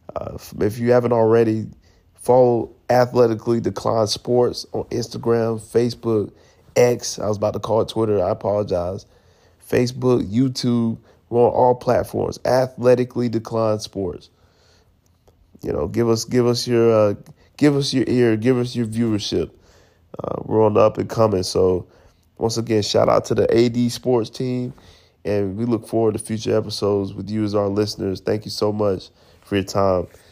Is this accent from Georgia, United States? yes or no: yes; Atlanta, Georgia, United States; moved away as an adult; also born or lived in Buffalo, New York; now in Virginia, United States; I'm originally from Atlanta, Georgia